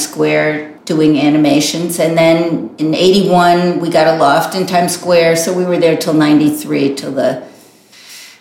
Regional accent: Chicago, Illinois, United States; moved away as an adult; also born or lived in Boston / Paris; now in New York, United States; I'm originally from Chicago

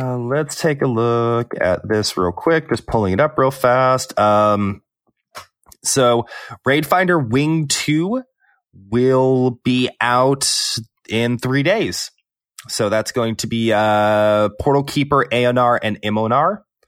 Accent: Texas, United States; I'm from Texas

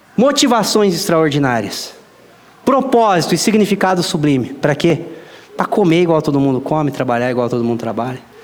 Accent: Brazil; eu também sou brasileiro

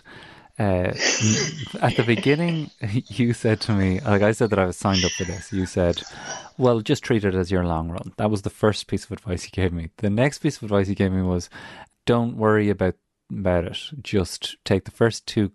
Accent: Ireland; moved away; as an Irish person who knows hills, who've hiked hills back home

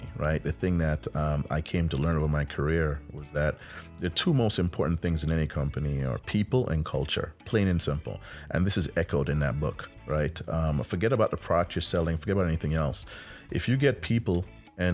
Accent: Jamaica; moved away; I'm a kid from Jamaica

